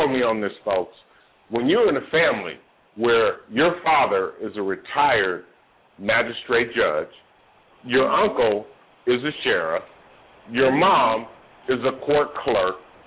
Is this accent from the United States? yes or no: yes; Oakland, California, United States; moved away as an adult; now in Georgia, United States; I'm from Oakland, California. I grew up on the dope turf